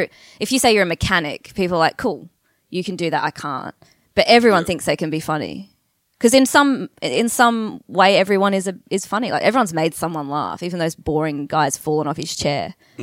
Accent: Brisbane, Queensland, Australia; From Brisbane, QLD, just like to give a shout out to the Sunshine State.

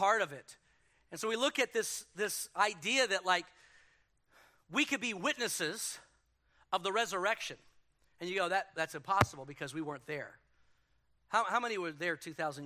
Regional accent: Houston, Texas, United States; moved away; in Houston and destroyed my hometown

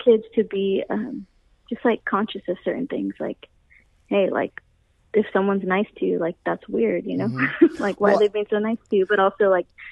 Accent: Fresno, California, United States; moved away as an adult; now in San Francisco, United States; me growing up in Fresno

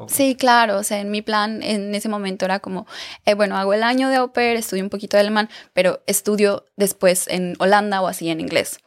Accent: Aguascalientes, Mexico; moved away as an adult; now in Germany; yo era como Miss, eh, Miss Teen Aguascalientes, porque yo soy de Aguascalientes

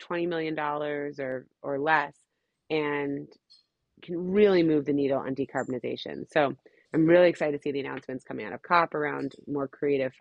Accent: Hawaii, United States; I'm from Hawaii

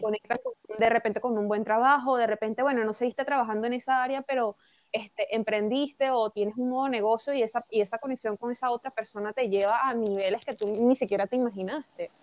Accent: Venezuela; moved away; siendo venezolana y habiendo estado allí, habiendo vivido allí

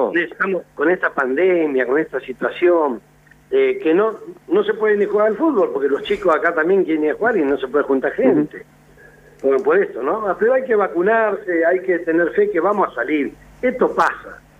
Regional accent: General Madariaga, Buenos Aires Province, Argentina; soy de Madariaga y vivo y estoy aquí en Madariaga, provincia de Buenos Aires

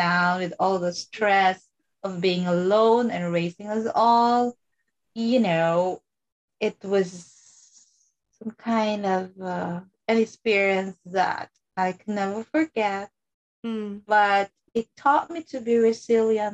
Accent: Philippines; even though I grew up in the Philippines

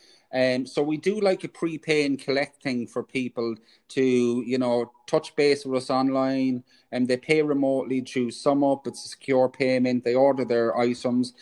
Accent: Cork, Munster, Ireland; now in Kildare, Ireland; I'm from Cork

